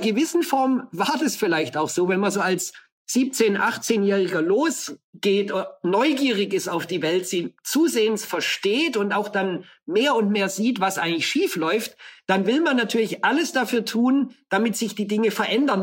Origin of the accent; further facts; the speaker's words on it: Allgäu, Bavaria, Germany; now in Brazil; In der Kindheit ist man aufgewachsen im Allgäu.